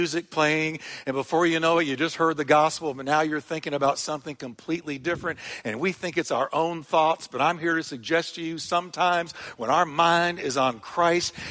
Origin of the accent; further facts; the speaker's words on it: United States; Growing up in America